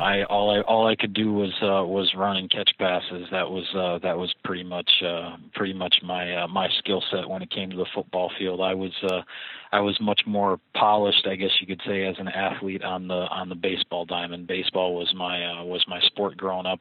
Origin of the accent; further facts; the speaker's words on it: Platteville, Wisconsin, United States; also born or lived in Appleton, Wisconsin / Chicago, Illinois / Wausau, Wisconsin; I grew up in the southern part of Wisconsin, about uh, you know three to four hours by car away from Green Bay, in a small town called Platteville